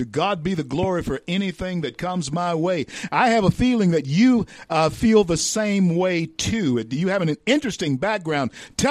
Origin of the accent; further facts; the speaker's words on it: the South, United States; I'm a Southerner myself.